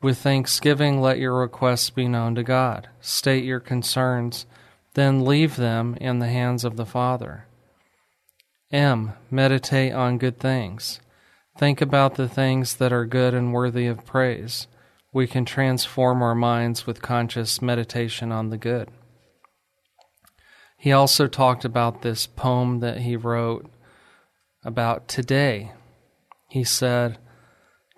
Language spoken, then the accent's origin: English; New Mexico, United States; moved away as an adult; also born or lived in Ruidoso, New Mexico / Alamogordo, New Mexico / Lubbock, Texas; now in Texas, United States; I'm from New Mexico, but I love Texas. I was born in Ruidoso, New Mexico, which is a small ski